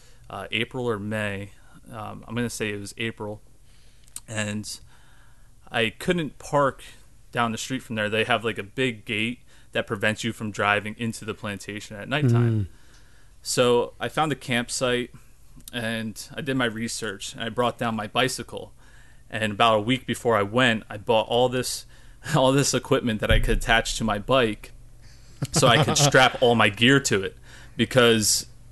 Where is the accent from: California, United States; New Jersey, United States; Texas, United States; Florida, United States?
New Jersey, United States; growing up in New Jersey, I'm always at the Jersey Shore